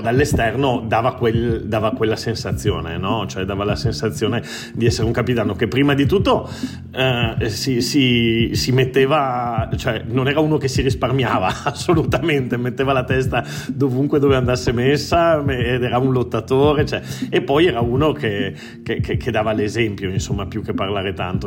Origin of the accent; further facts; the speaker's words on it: Treviso, Veneto, Italy; moved away as an adult; also born or lived in Turin; now in Barcelona, Spain; Io sono nato a Torino ma cresciuto a Treviso